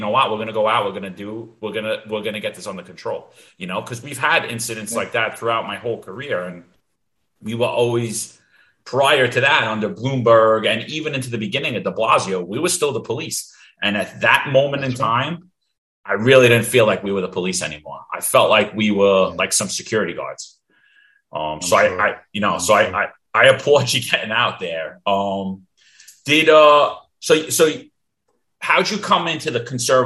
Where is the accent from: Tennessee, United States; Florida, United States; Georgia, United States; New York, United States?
New York, United States; New York City; ever since I was a little kid growing up in Bensonhurst